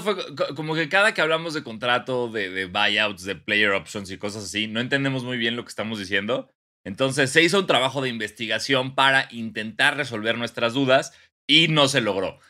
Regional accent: Mexico; como mexicano

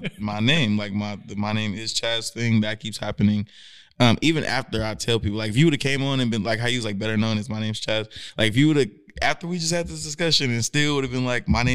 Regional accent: Hercules, California, United States; moved away as an adult; also born or lived in San Francisco / Oakland; now in Sacramento, United States; So I'm from Hercules

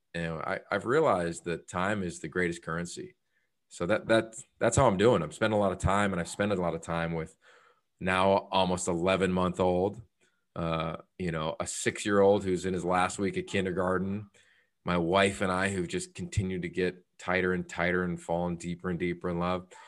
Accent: Northeastern Pennsylvania, United States; moved away as an adult; also born or lived in Pittsburgh / Australia; growing up in Northeastern Pennsylvania, which is a pretty conservative community

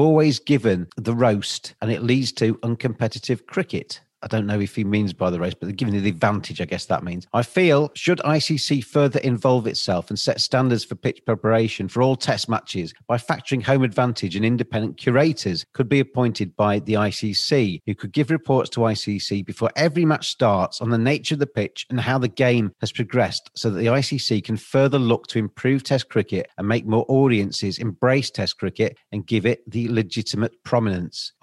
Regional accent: England, United Kingdom; as an English person

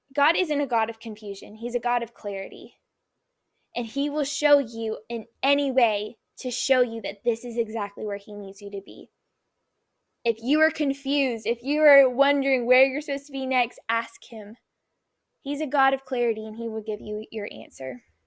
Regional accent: Nashville, Tennessee, United States; now in Orlando, United States; I was born in Nashville

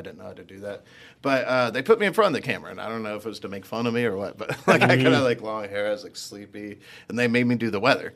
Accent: Philadelphia, Pennsylvania, United States; moved away as an adult; also born or lived in Clarksdale, Mississippi / Austin, Texas; now in Dallas, United States; I went to high school and middle school, high school, and college in Philly

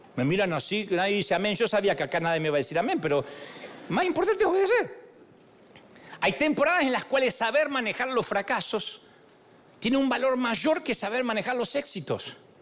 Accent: Argentina; yo soy argentino

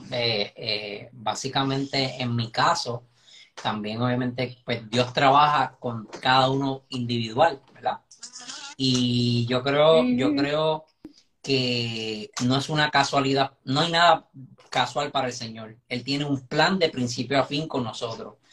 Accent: Caguas, Puerto Rico; O sea, ella es del centro

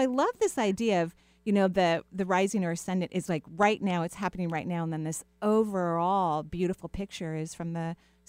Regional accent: United States; Washington people, I kind of think that we're a little passive aggressive.

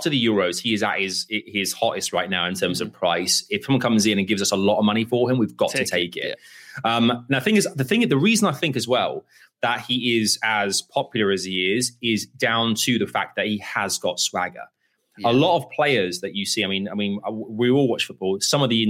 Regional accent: England, United Kingdom; aren't you English? I was like, yes, I am

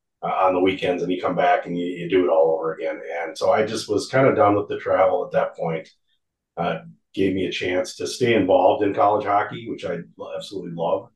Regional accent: Woodbury, Minnesota, United States; also born or lived in Bemidji, Minnesota; I'm from Woodbury, just suburb outside of St. Paul

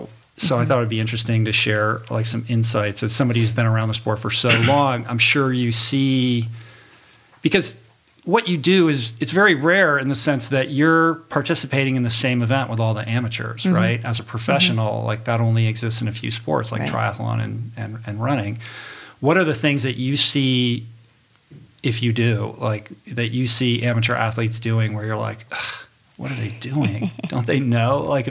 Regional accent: Michigan, United States; I'm originally from Michigan.

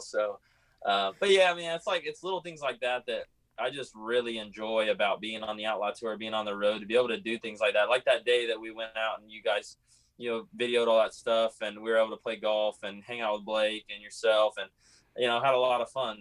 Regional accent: California, United States; I was from California

